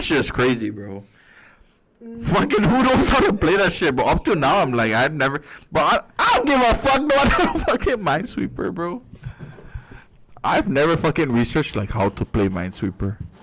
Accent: Saipan, Northern Mariana Islands; we're from Saipan

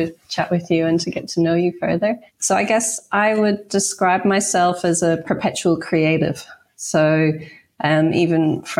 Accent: Ireland; now in Australia; I grew up in Ireland

